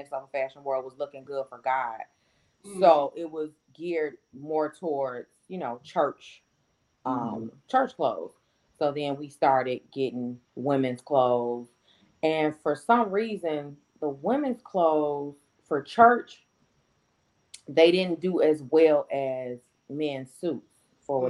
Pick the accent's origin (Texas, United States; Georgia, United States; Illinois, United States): Illinois, United States; Chicago; I'm from the South Side